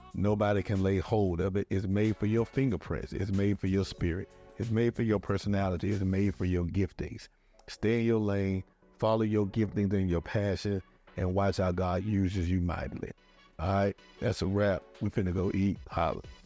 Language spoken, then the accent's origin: English; Atlanta, Georgia, United States; now in Newport News, United States; I'm from Atlanta